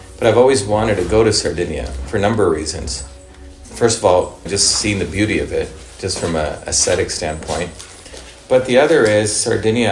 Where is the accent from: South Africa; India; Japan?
India; now in United States; I grew up in India